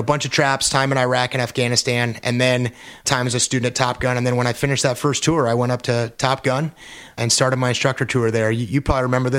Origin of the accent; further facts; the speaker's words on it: El Toro, California, United States; also born or lived in San Diego, California; now in Carlsbad, United States; moving up to Orange County, lived in a town called El Toro.